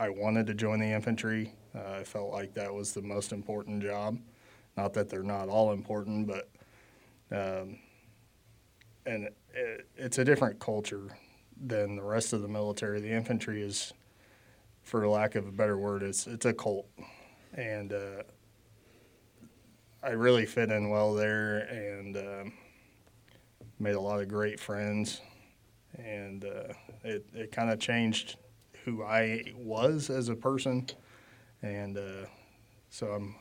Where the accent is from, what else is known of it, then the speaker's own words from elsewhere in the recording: Oak Grove, Missouri, United States; I'm from Oak Grove, Missouri. It's about 30 minutes to the east of Kansas City